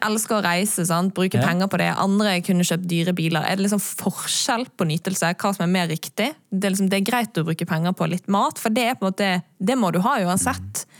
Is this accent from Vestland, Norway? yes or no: yes; Bergen, Vestland, Norway; moved away; Jeg har vært hjemme i Bergen